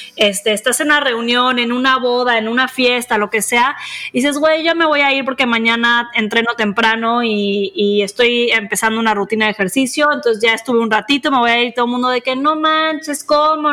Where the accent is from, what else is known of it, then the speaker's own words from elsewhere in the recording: Mexico; nosotros crecimos en México